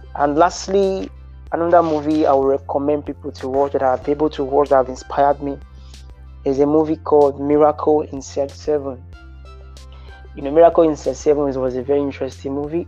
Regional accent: Nigeria; as a Nigerian

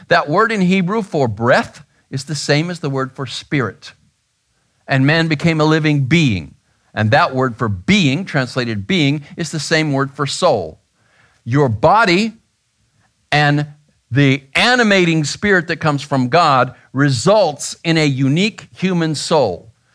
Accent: Grand Canyon, Arizona, United States; I was born in Grand Canyon, Arizona

